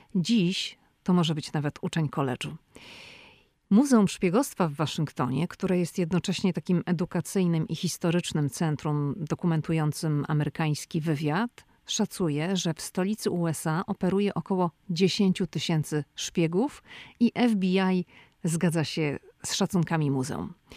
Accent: Poland; now in Washington, United States; jestem z Polski

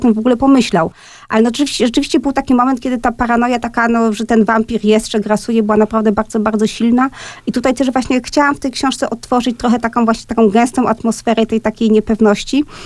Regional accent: Silesian Voivodeship, Poland; first language Polish; Ja jestem ze śląskiej rodziny

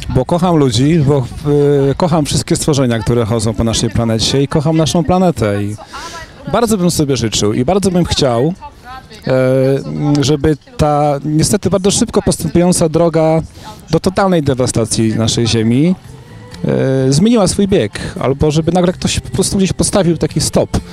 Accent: Zubrzyca, Poland; moved away; nawet u siebie na, na wsi, w Zubrzycy, skąd pochodzę, czasami bywam

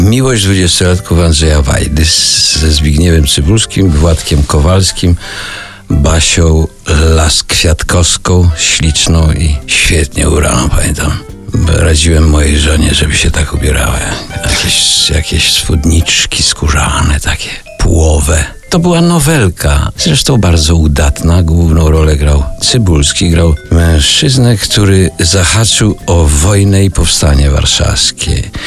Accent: Puławy, Lublin Voivodeship, Poland; ja pochodzę z Puław

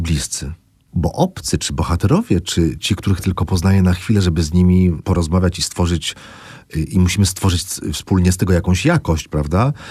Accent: Złotoryja, Lower Silesian Voivodeship, Poland; moved away; byłem w Złotoryi mojej

